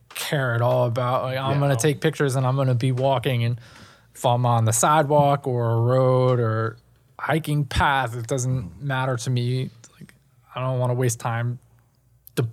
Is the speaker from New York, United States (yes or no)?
yes; New York City, New York, United States; I grew up in Manhattan.